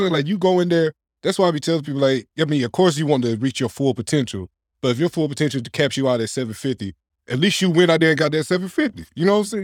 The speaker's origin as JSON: {"language": "English", "town": "Clayton", "region": "North Carolina", "country": "United States", "tie": "born or raised there", "also_born_or_lived": "Wilson, North Carolina", "said": "I'm not from Johnson County originally, but I went to high school in Johnson County"}